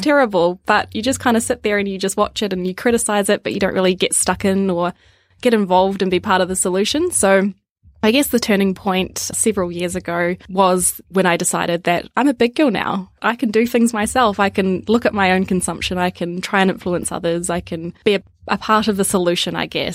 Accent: Wellington, New Zealand; now in Melbourne, Australia; Parents still live in Wellington and where I grew up

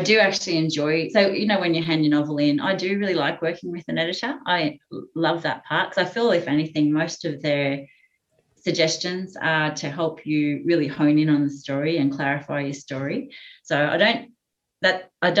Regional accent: central Queensland, Australia; moved away; I grew up in central Queensland, so I'm not from the Northern Beaches.

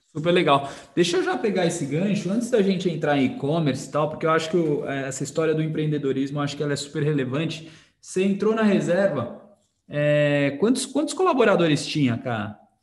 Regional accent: Brazil; Como brasileiro

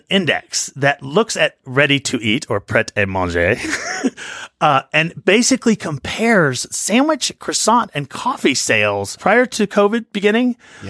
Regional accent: United States; I have to ask you this question as an American, because as Americans, when we go to London, we often go to this place

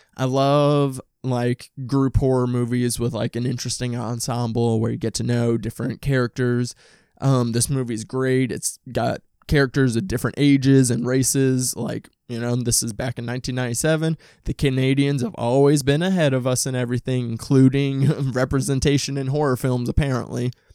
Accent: Midwest, United States; I'm from the Midwest, from a suburb

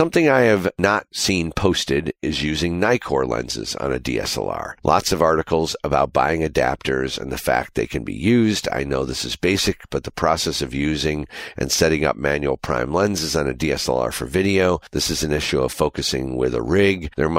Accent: Panama; I'm a DP from Panama, Republic of Panama.

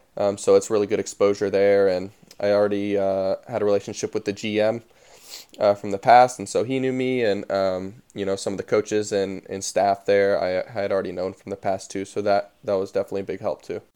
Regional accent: Dayton, Tennessee, United States; I live in Dayton, Tennessee, or I'm from Dayton, Tennessee

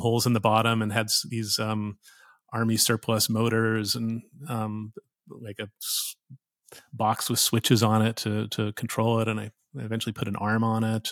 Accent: Saskatoon, Saskatchewan, Canada; moved away; I grew up in Saskatoon, Saskatchewan, north of North Dakota

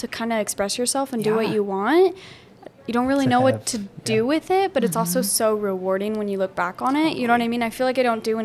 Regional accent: Boise, Idaho, United States; also born or lived in Kuna, Idaho; I was born and raised in Boise

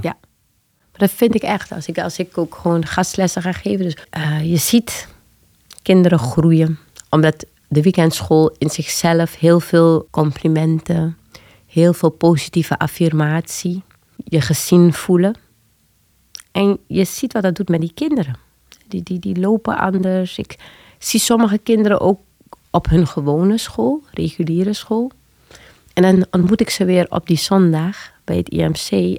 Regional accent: Paramaribo, Paramaribo District, Suriname; also born or lived in Leiden, Netherlands / Amsterdam Zuidoost, Netherlands; now in Amsterdam, Netherlands; Ik ben geboren in Leiden. Eh, maar op mijn vierde al teruggegaan naar Paramaribo, Suriname, met mijn ouders

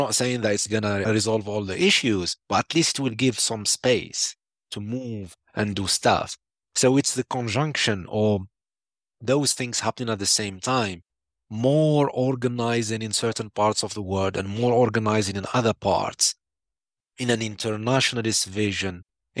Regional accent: Algeria; Started in Sudan, and then went to my home country, Algeria, and then Iraq and Lebanon.

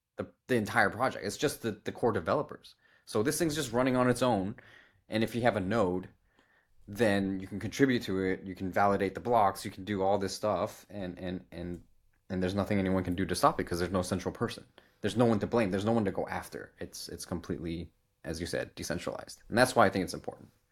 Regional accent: United States; we're from America

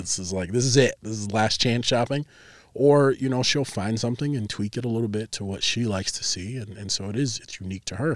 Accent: Chicago, Illinois, United States; also born or lived in Plainfield, Illinois; now in Cedar Rapids, United States; we moved from the Chicagoland area out to the suburb of Chicago out in Plainfield

